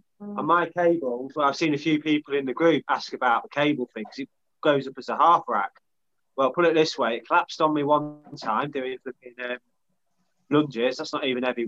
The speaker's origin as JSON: {"language": "English", "town": "Lincoln", "region": "East Midlands", "country": "United Kingdom", "said": "I'm a Lincoln lad and I work in Lincoln"}